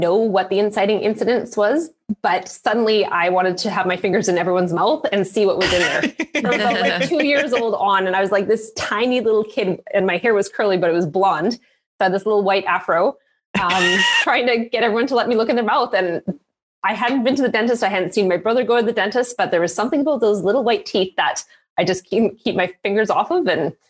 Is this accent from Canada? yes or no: yes; Canada; also born or lived in Yukon; So my dad was an RCMP, a Mountie, is what most of the Americans call it. So I grew up all over Canada. I was originally born in the Yukon, which is kind of exotic for a Cana